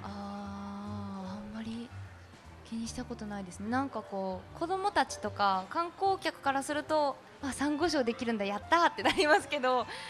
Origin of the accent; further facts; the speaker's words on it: Maizuru, Kyoto, Japan; 私も出身が舞鶴で